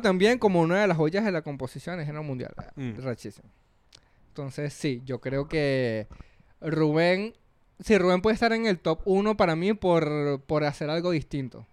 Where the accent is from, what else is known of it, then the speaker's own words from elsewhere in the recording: Venezuela; moved away as an adult; now in Peru; cuando salí de Venezuela